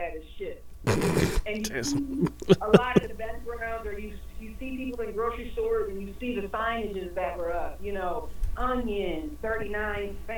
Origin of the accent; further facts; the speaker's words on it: Elyria, Ohio, United States; I'm from Elyria, so we have a couple of good farms out here.